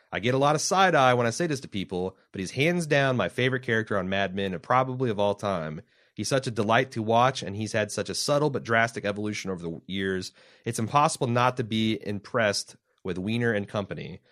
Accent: Indiana, United States; now in Ohio, United States; we're from Indiana

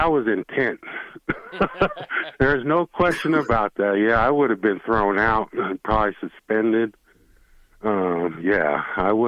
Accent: Wyoming, United States; moved away; that was my home state

